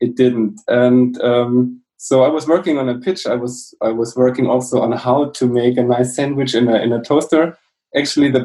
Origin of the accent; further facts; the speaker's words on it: Southern Germany, Germany; also born or lived in Munich / Sweden; I come from South Germany